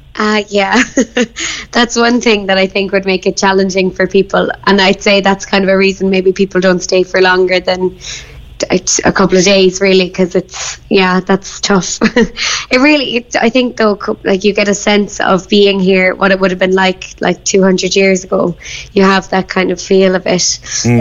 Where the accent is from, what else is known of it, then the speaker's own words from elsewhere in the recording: Bandon, Munster, Ireland; moved away as an adult; also born or lived in London; I'm from Bandon